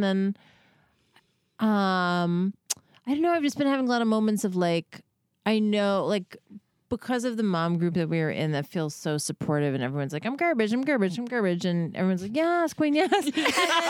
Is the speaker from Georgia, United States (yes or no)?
no; New York, United States; I'm from New York